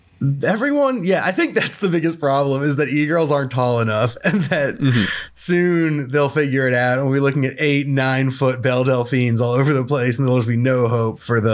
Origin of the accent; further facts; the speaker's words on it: Romania; I'm Romanian.